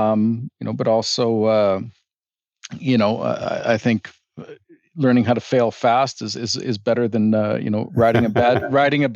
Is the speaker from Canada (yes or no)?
yes; northern Saskatchewan, Canada; moved away as an adult; now in Calgary, Canada; I grew up on a small hobby farm in northern Saskatchewan